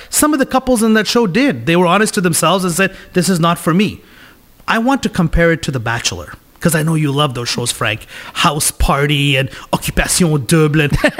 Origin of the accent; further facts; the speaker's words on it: Kolkata, West Bengal, India; now in Canada; I'm from India, Calcutta, the poorest city in the world.